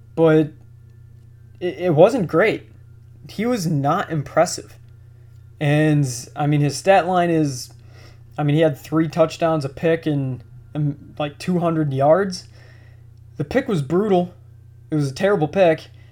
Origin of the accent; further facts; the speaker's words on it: Buffalo, New York, United States; I'm from Buffalo